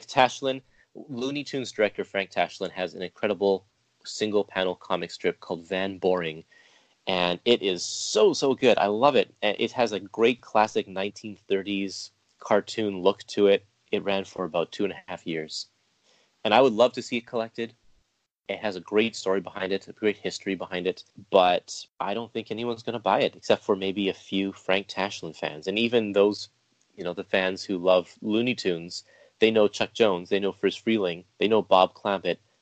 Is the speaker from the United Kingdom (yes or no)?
no; Canada; Me being Canadian myself